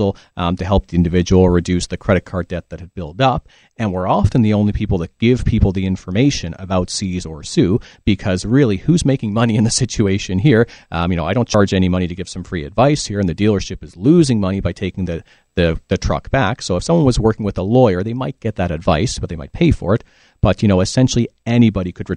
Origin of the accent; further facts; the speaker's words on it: Ontario, Canada; now in British Columbia, Canada; So I'm originally from Ontario